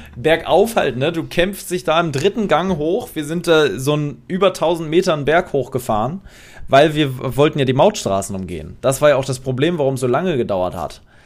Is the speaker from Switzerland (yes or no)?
no; Poland; bei uns in Polen